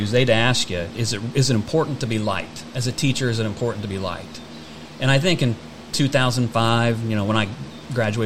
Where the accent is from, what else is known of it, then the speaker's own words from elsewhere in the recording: Converse, Indiana, United States; Born and raised in Converse, Indiana.